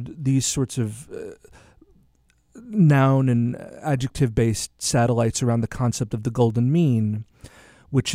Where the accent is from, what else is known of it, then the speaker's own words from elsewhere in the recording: New York City, New York, United States; I'm a New Yorker